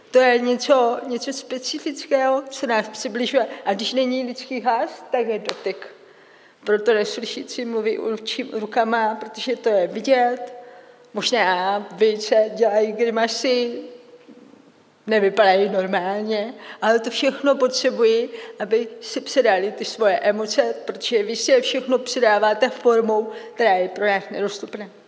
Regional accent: Czechia; Představte si, i v Čechách potřebuju českému videu české titulky, protože jsem Čech.

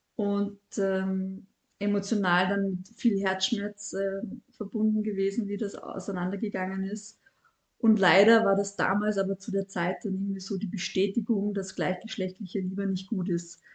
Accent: Vienna, Austria; Ich bin in Wien aufgewachsen

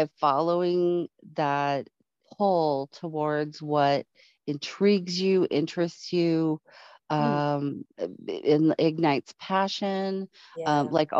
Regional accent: Florida, United States; born there; also born or lived in California / Colorado; Because I was born in Florida, and then moving to California and having the earthquake experience.

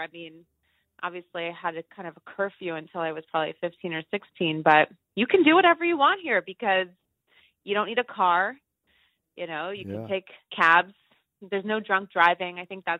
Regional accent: New York City, New York, United States; also born or lived in Brooklyn / Buenos Aires / British Virgin Islands; Born and raised on the Lower East Side in Manhattan

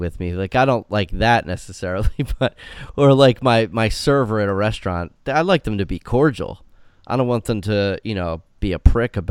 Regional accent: New Jersey, United States; New Jersey, from my home state

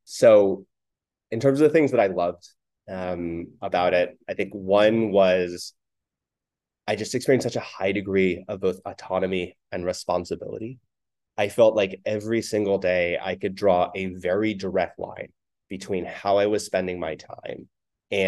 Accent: Oakland, California, United States; When I was in the fifth grade growing up in Oakland

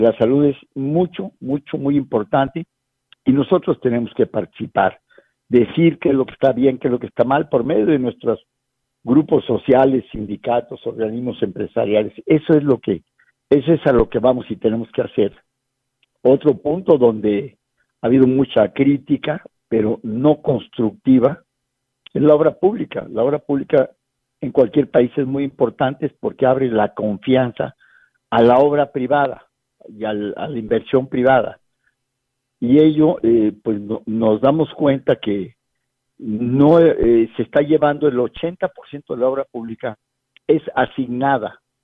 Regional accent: Mexico; also born or lived in San Luis Potosí; nos ha faltado a los mexicanos participar más

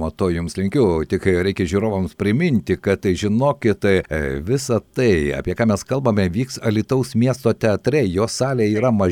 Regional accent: Lithuania; kokie mes esame lietuviai lietuviai

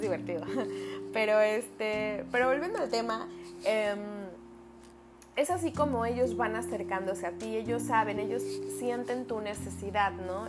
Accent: Veracruz, Mexico; soy jarocha, ¿eh? Si ven que hablo, si escuchan que hablo así

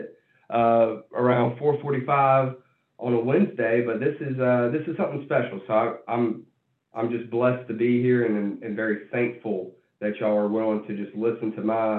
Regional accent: Birmingham, Alabama, United States; I'm from Birmingham, Alabama

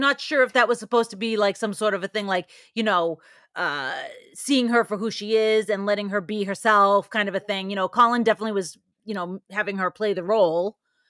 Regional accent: Ireland; I'm never going to leave. I'm an Irishman. I'll just stay in a bad relationship forever.

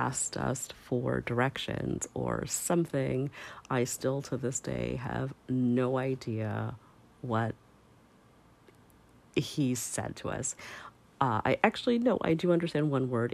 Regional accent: Canada; as a Canadian

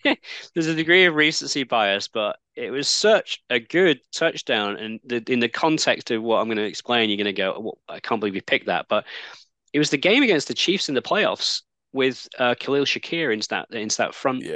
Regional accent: Manchester, North West England, United Kingdom; I grew up in Manchester

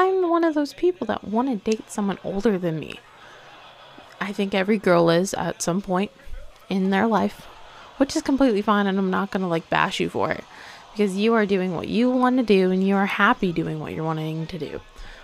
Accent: Hollister, Missouri, United States; I'm from Missouri. I'm from Hollister, Missouri

